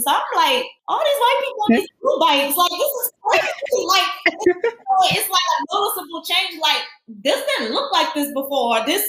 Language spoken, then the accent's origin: English; New Orleans, Louisiana, United States; as Brittany said, born and raised in New Orleans.